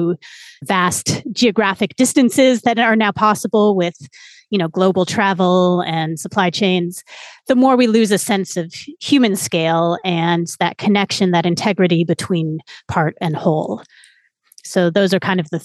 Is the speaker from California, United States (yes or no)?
yes; San Francisco, California, United States; moved away as an adult; I grew up in San Francisco